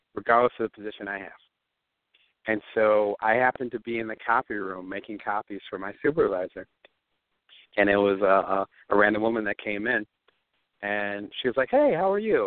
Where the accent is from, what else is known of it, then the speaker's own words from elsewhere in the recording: Atlantic City, New Jersey, United States; I was born in Atlantic City, New Jersey